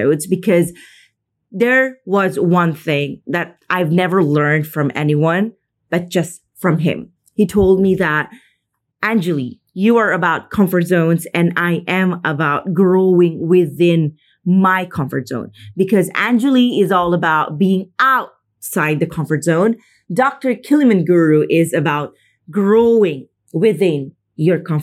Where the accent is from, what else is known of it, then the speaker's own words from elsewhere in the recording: Philippines; moved away as an adult; now in Madrid, Spain; I am from the Philippines. I just moved to Spain.